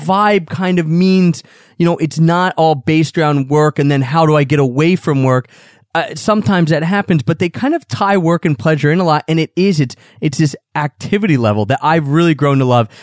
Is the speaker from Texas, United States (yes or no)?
no; Philadelphia, Pennsylvania, United States; I was born right outside of Philadelphia, where we live now, right in the suburbs of Philadelphia